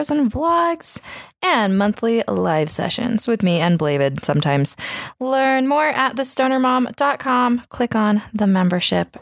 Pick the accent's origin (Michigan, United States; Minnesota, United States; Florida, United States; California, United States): California, United States; Sacramento; it was where I grew up. I grew up in Sacramento. That's where I'm fucking from